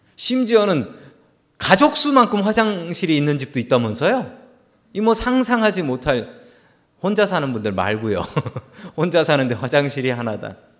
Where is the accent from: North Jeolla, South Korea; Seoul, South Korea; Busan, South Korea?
Seoul, South Korea; 저는 어릴 적에 서울 살았지만